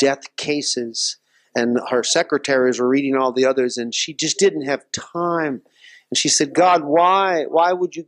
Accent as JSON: {"language": "English", "region": "Louisiana", "country": "United States", "moved": "yes", "said": "my home state"}